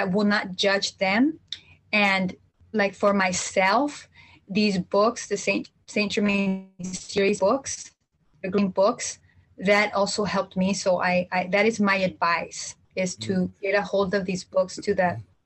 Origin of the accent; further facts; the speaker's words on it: Jalisco, Mexico; I'm from Central Mexico, from Jalisco